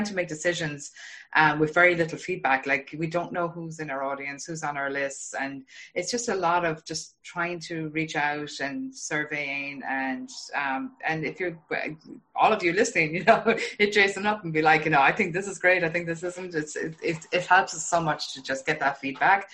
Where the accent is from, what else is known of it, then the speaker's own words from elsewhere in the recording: Ireland; now in Boston, United States; I'm from Ireland. Yeah. Yeah. I live in Boston